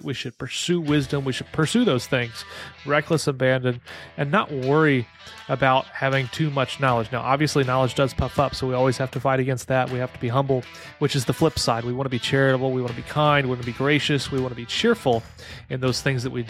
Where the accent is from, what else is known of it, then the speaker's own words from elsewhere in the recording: Illinois, United States; now in North Carolina, United States; I grew up in Illinois, but not near Chicagoland